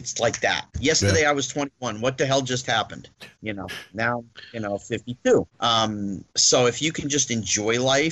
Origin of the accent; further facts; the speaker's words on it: New Jersey, United States; the kid from Jersey